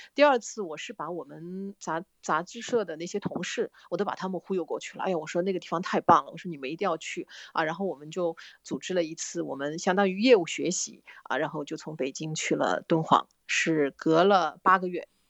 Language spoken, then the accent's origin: Chinese; southern China, China; 我们是南方的那个，我是南方人